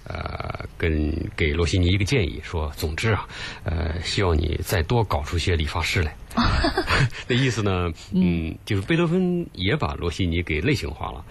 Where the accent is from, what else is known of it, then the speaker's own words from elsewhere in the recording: China; 我们中国人